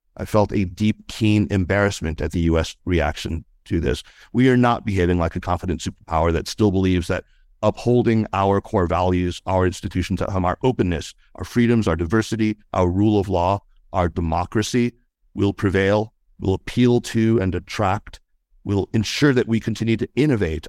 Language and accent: English; United States; moved away as an adult; also born or lived in China; as an American of Chinese descent, uh, perhaps, you know, especially as one who spent most of his adult life actually living in China